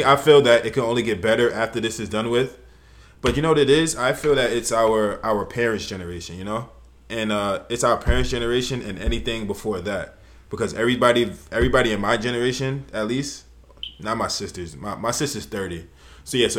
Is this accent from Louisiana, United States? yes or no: no; New York City, New York, United States; I come from New York City. It's like the cultural melting pot of everything